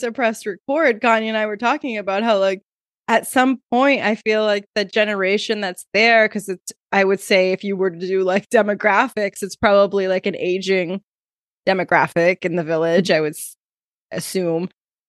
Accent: Fall River, Massachusetts, United States; Yeah, I'm from Aguas Tortas. Actually, Fall River, Aguas Tortas.

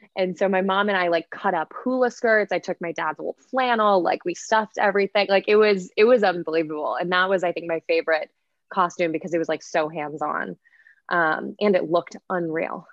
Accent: Midwest, United States; now in East Coast, United States; I grew up in the Midwest in a town like I would say pretty pretty similar to to like a Haddonfield type

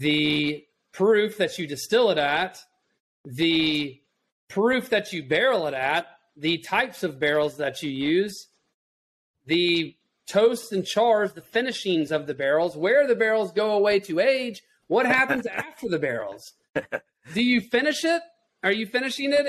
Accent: Chattanooga, Tennessee, United States; I was born and raised in Chattanooga

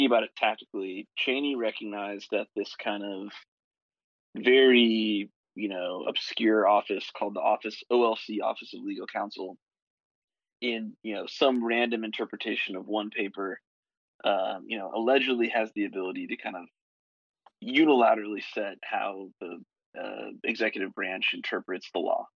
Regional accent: United States; I'm American

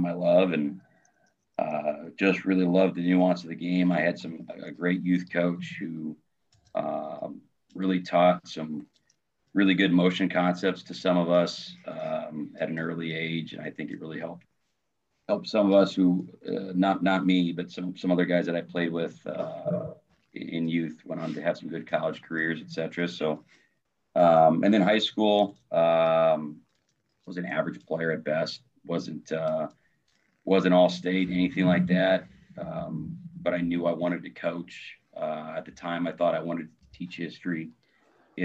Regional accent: Omaha, Nebraska, United States; moved away as an adult; also born or lived in Ralston, Nebraska / Dodge City, Kansas; now in Cedar Rapids, United States; I'm originally from Omaha, Nebraska. So it's tough living around here in Cedar Rapids

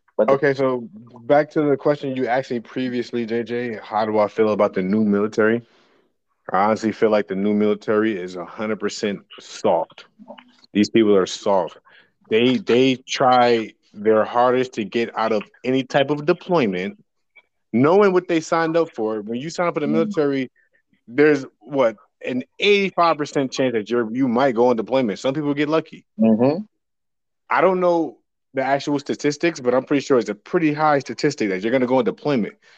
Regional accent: New Jersey, United States; now in San Diego, United States; I am from New Jersey

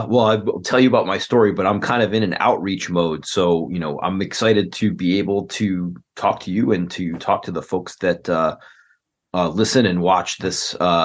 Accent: Chicago, Illinois, United States; I'm a lawyer from Chicago.

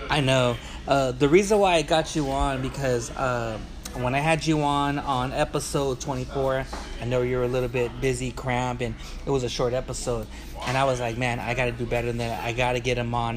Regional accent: Wilmington, California, United States; my hometown of Wilmington, California.

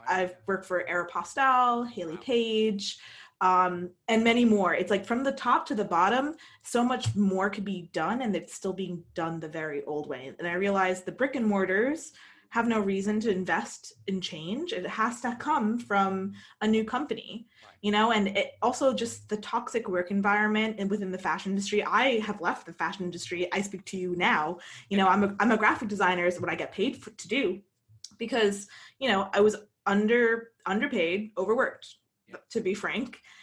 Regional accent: United States; moved away as an adult; also born or lived in London, United Kingdom; an American who grew up here, who is American

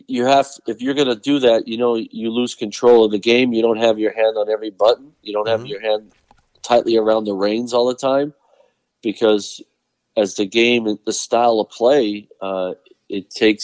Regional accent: Pennsylvania, United States; moved away; I grew up in Pennsylvania

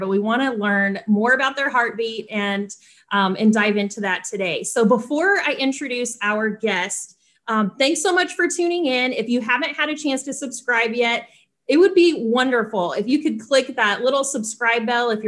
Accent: North Carolina, United States; also born or lived in Winston-Salem; I grew up in North Carolina

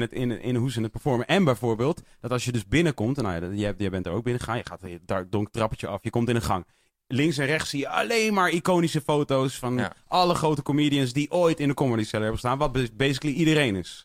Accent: Netherlands; als Nederlander

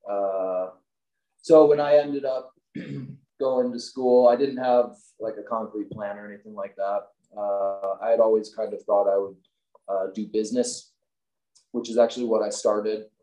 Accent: Midwest, United States; now in Salt Lake City, United States; growing up in the Midwest, I'm always kind of dreaming about that.

